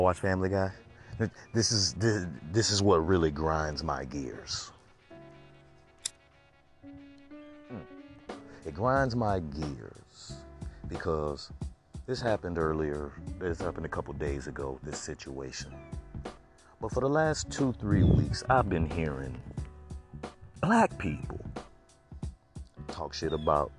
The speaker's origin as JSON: {"language": "English", "region": "Florida", "country": "United States", "said": "I'm from Florida"}